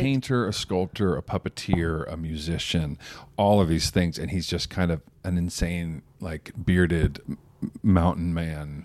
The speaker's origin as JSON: {"language": "English", "town": "Sacramento", "region": "California", "country": "United States", "tie": "born or raised there", "also_born_or_lived": "Palm Springs, California", "said": "I grew up in Sacramento"}